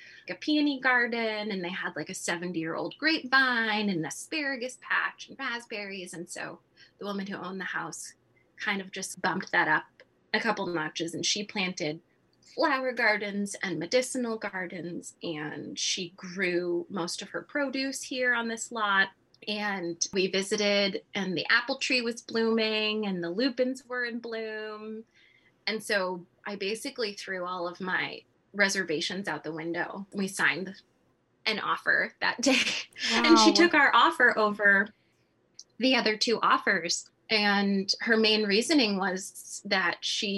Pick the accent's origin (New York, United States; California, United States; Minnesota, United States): California, United States; moved away as an adult; now in Midwest, United States; Growing up in California, I've never experienced winters like this